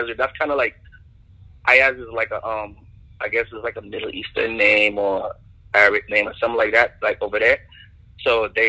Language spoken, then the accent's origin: English; Tortola, British Virgin Islands; Growing up there is like, basically, if you're from the Caribbean or you're from an island, they all see the same thing, you know?